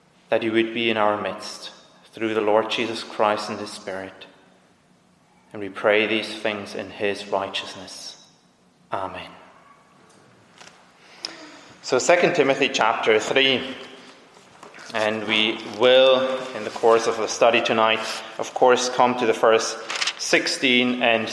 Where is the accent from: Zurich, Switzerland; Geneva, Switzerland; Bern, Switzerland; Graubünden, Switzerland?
Zurich, Switzerland; I'm from Zurich